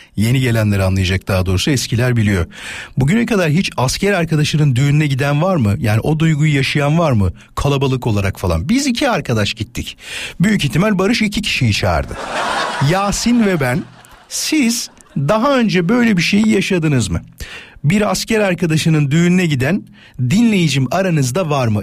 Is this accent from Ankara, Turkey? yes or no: no; İzmit, Kocaeli, Turkey; now in Istanbul, Turkey; memleketim olan İzmit'ten